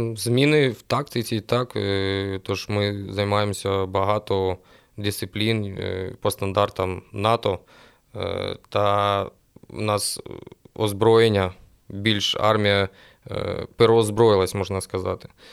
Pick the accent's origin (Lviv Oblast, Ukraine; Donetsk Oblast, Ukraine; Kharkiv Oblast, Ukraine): Donetsk Oblast, Ukraine; Sloviansk, Kramatorsk, Druzhkivka, Kostiantynivka area; у місті Слов'янськ, Краматорськ, Дружківка, Константинівка, е, так як я сам місцевий